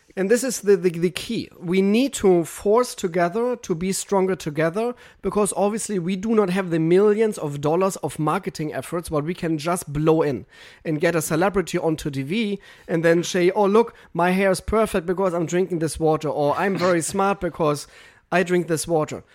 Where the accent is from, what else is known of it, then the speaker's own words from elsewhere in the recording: Germany; English is a second language; moved away as an adult; now in United States; I'm German